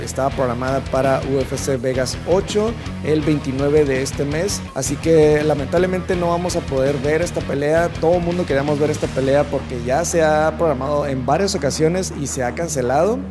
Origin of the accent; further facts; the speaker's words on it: Tijuana, Baja California, Mexico; nosotros que somos de aquí de Tijuana